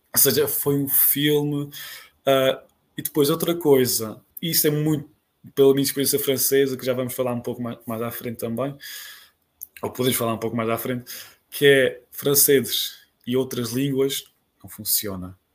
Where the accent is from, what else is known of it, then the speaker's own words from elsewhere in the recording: Azores, Portugal; venho dos Açores, uh, fiz minha, minha licenciatura em Natureza e Património na Universidade dos Açores